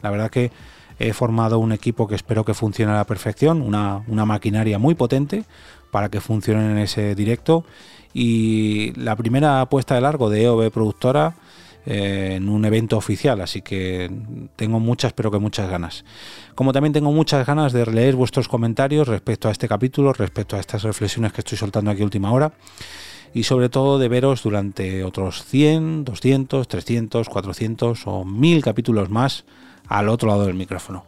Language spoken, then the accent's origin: Spanish; Móstoles, Community of Madrid, Spain; Móstoles, que es mi ciudad natal y donde resido